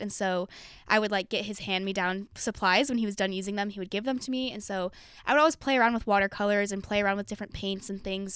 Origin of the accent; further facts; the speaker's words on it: Draper, Utah, United States; moved away as an adult; now in Los Angeles, United States; I grew up in Utah and I'm not L D S.